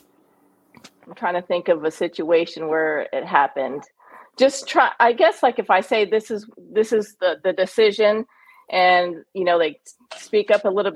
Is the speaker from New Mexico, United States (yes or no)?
yes; Albuquerque, New Mexico, United States; moved away as an adult; also born or lived in Montgomery, Alabama / Celebration, Florida; now in Alabama, United States; I grew up in Albuquerque, New Mexico